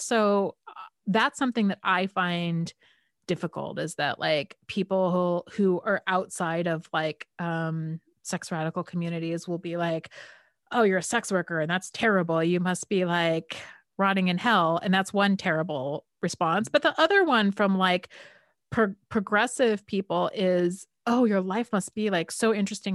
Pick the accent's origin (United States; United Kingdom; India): United States; California; I'm from California and I've kind of California hippie parents